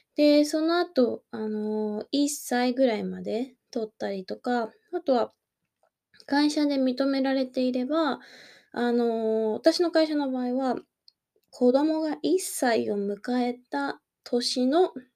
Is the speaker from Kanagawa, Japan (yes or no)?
yes; Kanagawa, Japan; accent: standard Japanese; moved away as an adult; now in Osaka, Japan; もともと神奈川県の出身なので、本当に標準語とかしか喋れない。